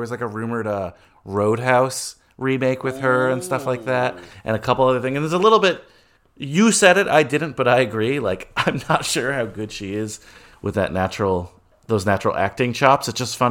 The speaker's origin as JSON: {"language": "English", "country": "United States", "tie": "born there", "said": "I don't speak for all Dominicans, obviously. I was born in America, and you know, but my grandparents, though, Joe, were born."}